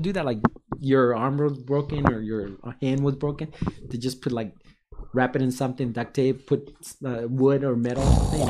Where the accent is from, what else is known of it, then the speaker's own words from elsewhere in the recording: San Francisco, California, United States; I mean, no, I'm from San Francisco.